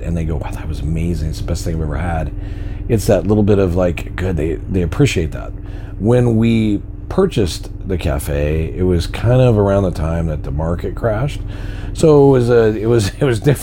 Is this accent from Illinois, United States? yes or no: no; Garden Valley, California, United States; born or raised there; moved away as an adult; also born or lived in Sacramento, California